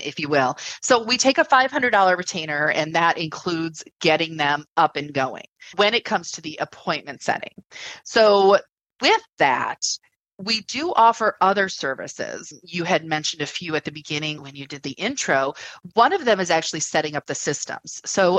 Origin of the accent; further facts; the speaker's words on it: United States; we're American